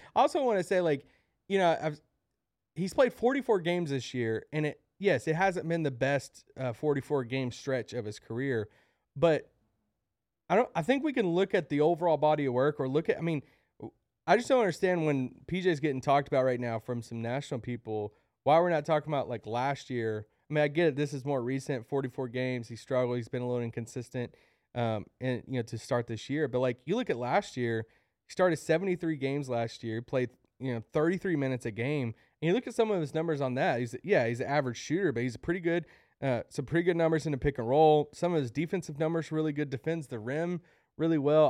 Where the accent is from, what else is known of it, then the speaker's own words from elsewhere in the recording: Kentucky, United States; I'm from Kentucky